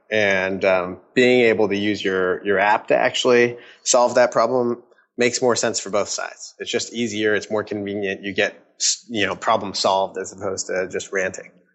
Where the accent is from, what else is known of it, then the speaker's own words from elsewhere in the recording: Redmond, Washington, United States; also born or lived in California / San Francisco; I grew up in Redmond, uh, Washington